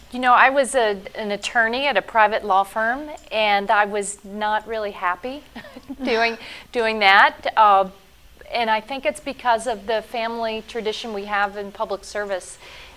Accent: Tampa, Florida, United States; I am the United States representative for Tampa, for my hometown. You know, I've lived here all my life

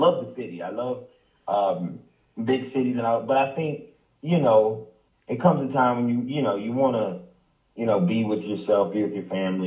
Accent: Greensboro, North Carolina, United States; growing up in Greensboro is more of a family environment

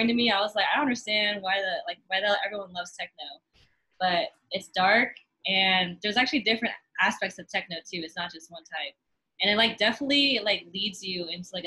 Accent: the Bay Area, California, United States; growing up in the Bay, like, you're surrounded by hip-hop, rap, like, rock

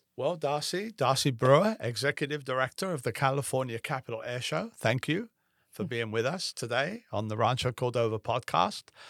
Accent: England, United Kingdom; now in United States; I grew up in England

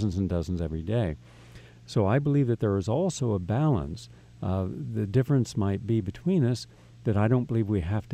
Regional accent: West Virginia, United States; moved away; also born or lived in Stone Ridge; I grew up in West Virginia

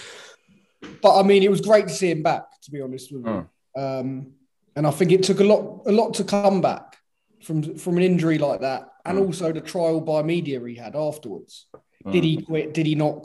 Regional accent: Brighton, South East England, United Kingdom; Down in my hometown, Brighton.

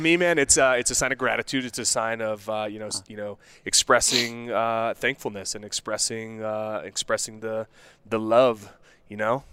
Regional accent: Denver, Colorado, United States; also born or lived in Morgantown, West Virginia / Golden, Colorado / Wheat Ridge, Colorado; Denver, Colorado. Born and raised

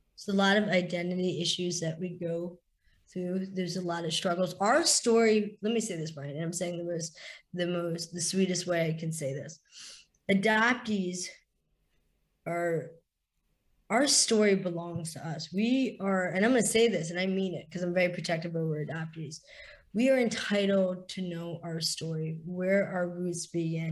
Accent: East Coast of the US, United States; also born or lived in India / the South (US) / the Midwest (US); I was adopted and raised by a beautiful family in the US. I am an Indian Jewish woman, which is I'm very diverse woman, extremely diverse woman. Like you said, I battled a lot. I grew up on the East Coast.

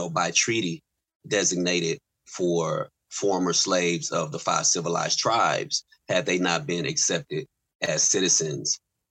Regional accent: Tatums, Oklahoma, United States; also born or lived in Lawton, Oklahoma; Tatums, Oklahoma. My roots go to Tatums, Oklahoma. I was born in Lawton, but raised in both places.

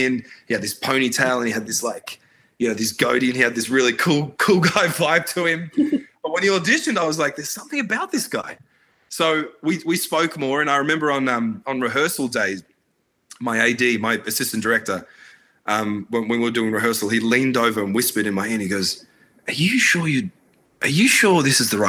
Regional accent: Australia; also born or lived in Baghdad, Iraq; so I was born in Baghdad, and I came to Australia when I was, only 3 or 4

